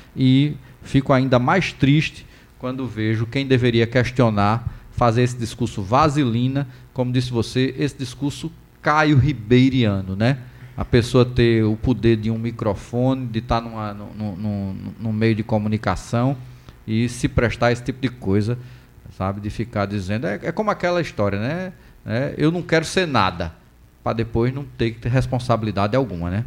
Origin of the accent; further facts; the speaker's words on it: Maceió, Alagoas, Brazil; moved away; à minha cidade natal